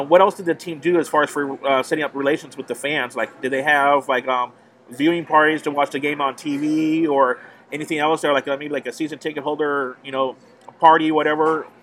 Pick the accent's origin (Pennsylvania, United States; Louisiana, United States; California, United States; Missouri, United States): California, United States; San Jose; I'm from San Jose here